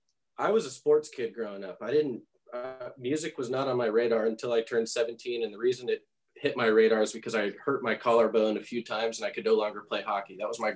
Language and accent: English; Southern California, United States; moved away as an adult; now in Nashville, United States; I've lived here for 8 years. I'm from Southern California.